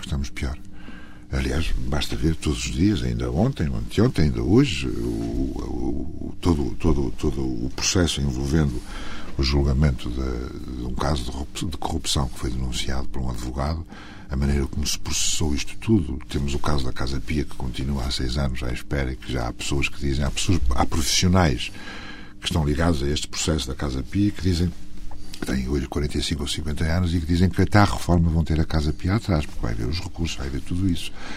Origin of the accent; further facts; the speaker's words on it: Trás-os-Montes, Portugal; moved away; Eu sou transmontano